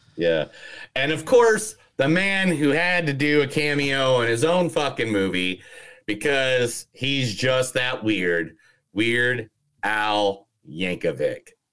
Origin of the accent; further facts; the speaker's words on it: South Bend, Indiana, United States; an Irish guy from South Bend, Indiana